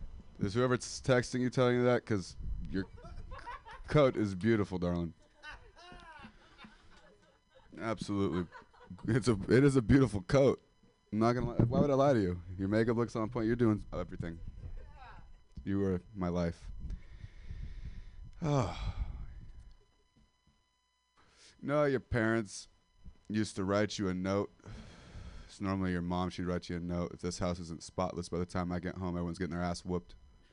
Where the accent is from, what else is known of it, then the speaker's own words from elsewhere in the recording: Modesto, California, United States; now in San Francisco, United States; because I'm 25 and I'm a dropout from Modesto, California.